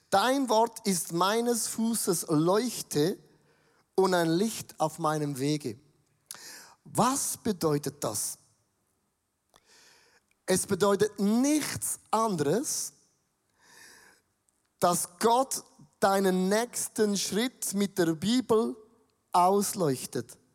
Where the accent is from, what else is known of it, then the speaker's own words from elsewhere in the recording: Switzerland; Aber für mich als Schweizer habe ich gedacht